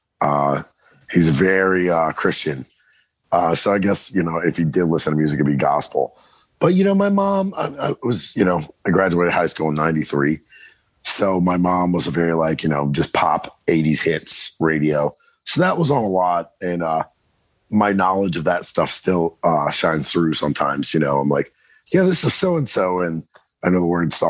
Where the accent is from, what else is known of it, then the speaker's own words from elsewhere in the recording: Southern Maryland, United States; I'm from Southern Maryland, pretty rural